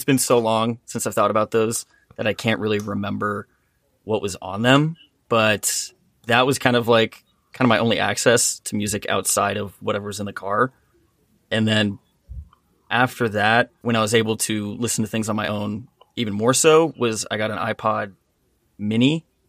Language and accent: English; La Cañada Flintridge, California, United States; also born or lived in Oregon; I grew up in L.A., specifically a little town next to Pasadena called La Cañada.